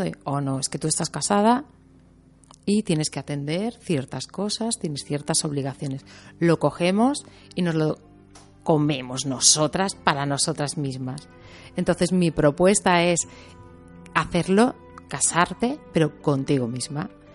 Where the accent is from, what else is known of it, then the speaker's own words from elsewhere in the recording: Teruel, Aragon, Spain; soy de Teruel, entonces se me nota.